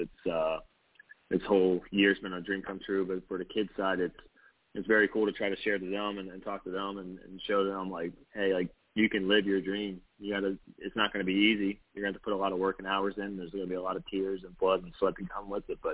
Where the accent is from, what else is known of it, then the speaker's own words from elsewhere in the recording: West Virginia, United States; my home state